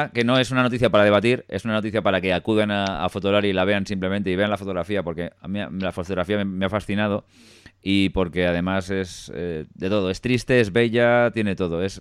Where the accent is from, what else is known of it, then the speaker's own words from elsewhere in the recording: Bilbao, Basque Country, Spain; soy de Bilbao.